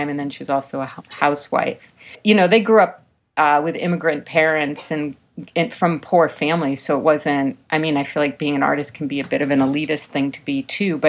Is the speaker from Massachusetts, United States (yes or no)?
yes; Chelmsford, Massachusetts, United States; moved away as an adult; also born or lived in Burlington, Vermont; now in Brooklyn, United States; grew up in Massachusetts, north of Boston, in a small town called Chelmsford.